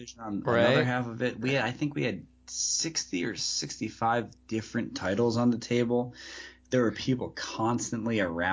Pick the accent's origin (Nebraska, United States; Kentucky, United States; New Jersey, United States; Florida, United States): New Jersey, United States; I grew up in Jersey. So like I wasn't super far from New York